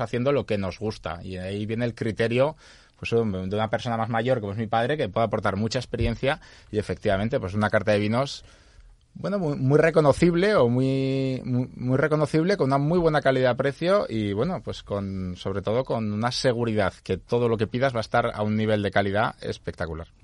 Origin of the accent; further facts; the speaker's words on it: San Sebastián, Basque Country, Spain; moved away as an adult; also born or lived in Ibiza; now in Seville, Spain; Yo soy de Amara Nuevo y siempre, vamos, eh, me que he vivido en, como en cuatro casas diferentes dentro de Amara Nuevo